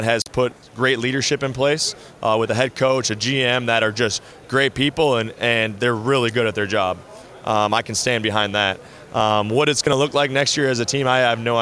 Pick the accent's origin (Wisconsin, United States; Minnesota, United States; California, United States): Minnesota, United States; I'm from Minnesota. I grew up a Vikings fan